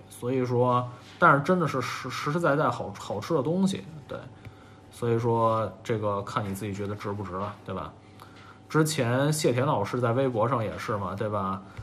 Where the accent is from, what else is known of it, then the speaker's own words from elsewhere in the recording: Beijing, China; 我是北京人，小时候更爱吃涮肉